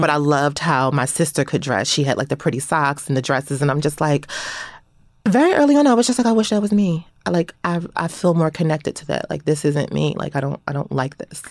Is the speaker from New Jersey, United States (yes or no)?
no; Philadelphia, Pennsylvania, United States; growing up in Philadelphia around that time period